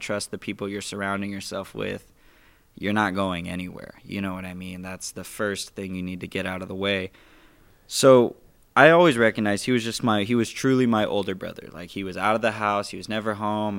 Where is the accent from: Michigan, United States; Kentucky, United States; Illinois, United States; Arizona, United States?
Arizona, United States; Phoenix; born and raised in Phoenix, West Phoenix too